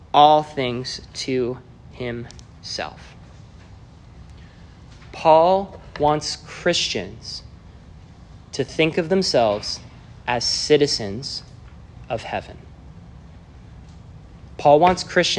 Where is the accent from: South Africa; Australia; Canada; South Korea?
Canada; moved away as an adult; now in United States; I am a Canadian citizen